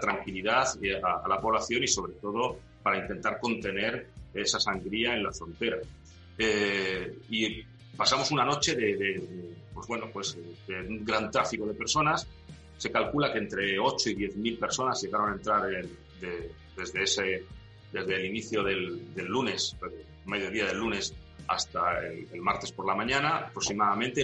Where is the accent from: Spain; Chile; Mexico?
Spain; Ceuta